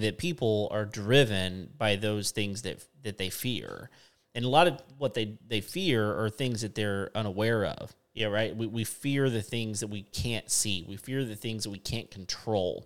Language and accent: English; West Texas, United States; moved away; I grew up in West Texas